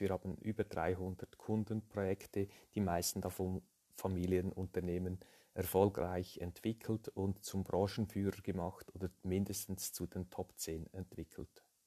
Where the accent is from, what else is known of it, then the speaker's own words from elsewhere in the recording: Lucerne, Switzerland; Ich bin aus der Schweiz, wie man hört, äh, aus Luzern, geboren in einer Unternehmerfamilie